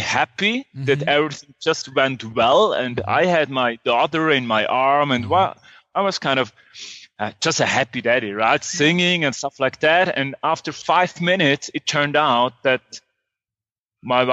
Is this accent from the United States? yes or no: no; Switzerland; moved away as an adult; now in Guatemala; I grew up in Switzerland and studied there computer science